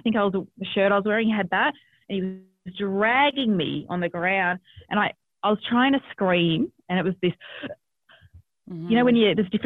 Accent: Australia; born or raised there

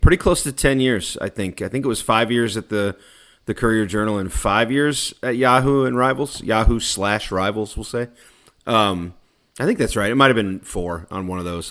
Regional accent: Bullitt County, Kentucky, United States; also born or lived in Louisville, Kentucky / Lexington, Kentucky; I'm from Bullitt County

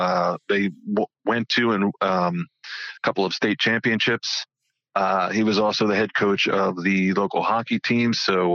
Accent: Livingston, New Jersey, United States; I grew up here in Livingston, New Jersey, where I still reside.

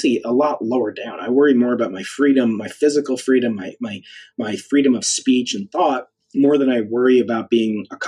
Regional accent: United States; my identity as an American

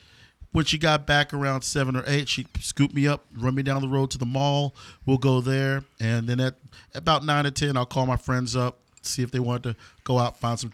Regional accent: Denton, Texas, United States; I was growing up in Denton, about 15 years old.

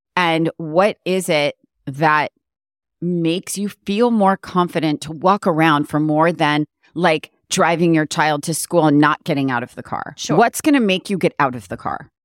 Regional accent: New York, United States; moved away as an adult; now in Los Angeles, United States; coming from the East Coast, like being a New Yorker and then moving here, even though it was so long ago

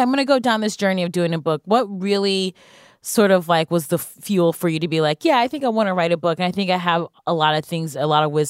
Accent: Cleveland, Ohio, United States; Yes, I'm from Ohio, Cleveland.

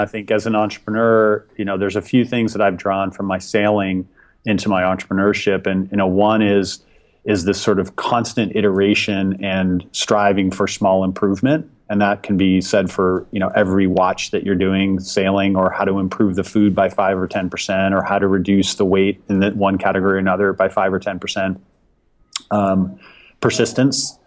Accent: Chicago, Illinois, United States; now in Seattle, United States; I grew up in the Chicago area sailing on Lake Michigan

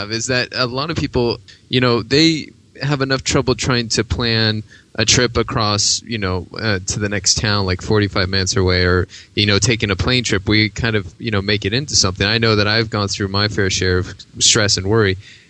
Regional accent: California, United States; born or raised there

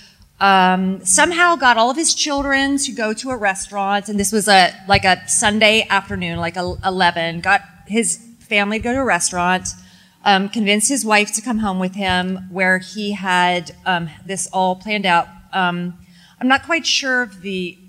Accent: Texas, United States; I'm from Texas

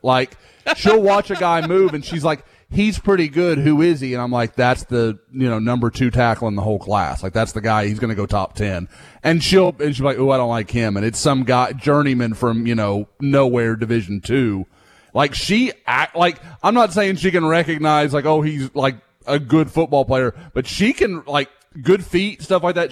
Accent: Oklahoma, United States; now in Houston, United States; I growing up in Oklahoma

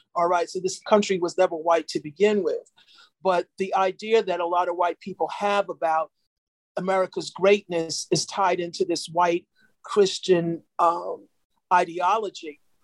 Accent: New York, United States; I'm from New York

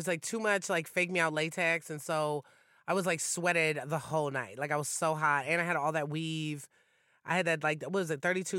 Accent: Ann Arbor, Michigan, United States; now in Louisville, United States; I grew up in Michigan. I grew up in Ann Arbor, Michigan.

